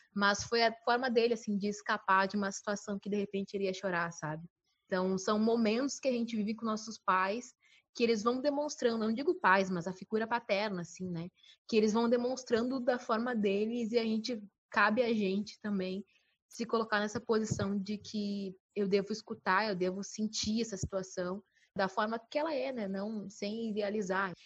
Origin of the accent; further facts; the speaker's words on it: Bagé, Rio Grande do Sul, Brazil; now in Porto Alegre, Brazil; eu moro em Porto Alegre, mas sou de Bagé